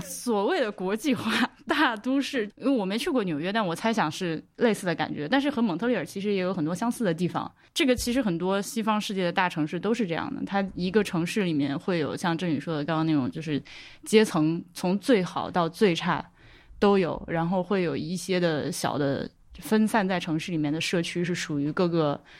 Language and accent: Chinese; China; 作为一个内地人